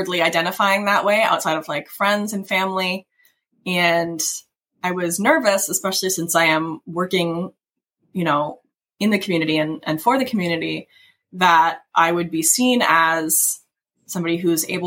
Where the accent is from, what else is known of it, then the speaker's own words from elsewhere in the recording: Kentucky, United States; I grew up in Kentucky